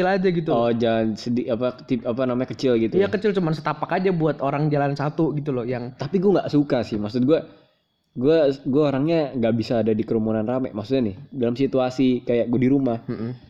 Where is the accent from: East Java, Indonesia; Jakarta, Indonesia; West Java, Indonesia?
Jakarta, Indonesia; born there; Kayak gue lahir di Jakarta terus bokap nyokap nikah di Jakarta, hmm. gue juga dibaptis di Jakarta.